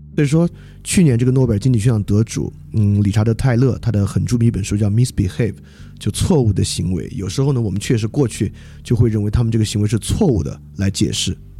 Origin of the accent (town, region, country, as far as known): China